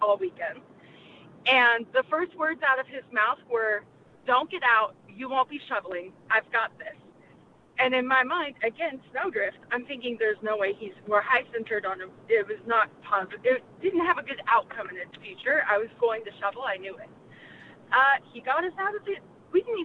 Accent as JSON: {"language": "English", "region": "California", "country": "United States", "said": "I'm from California"}